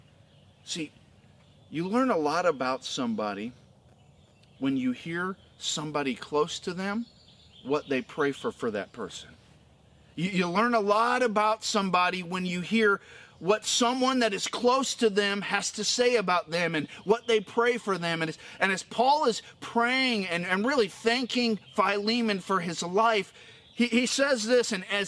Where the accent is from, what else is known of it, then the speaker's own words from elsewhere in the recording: Florida, United States; I grew up in Florida